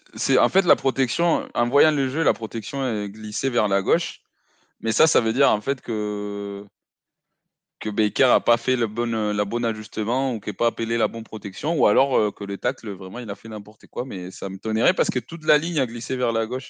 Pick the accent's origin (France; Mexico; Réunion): Mexico; Mexico City; moved away; Mexico, je, suis né, j'ai grandi là-bas